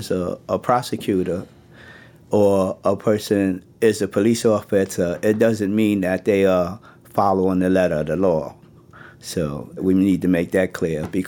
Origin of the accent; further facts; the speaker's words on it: New York City, New York, United States; I grew up in Brooklyn, New York.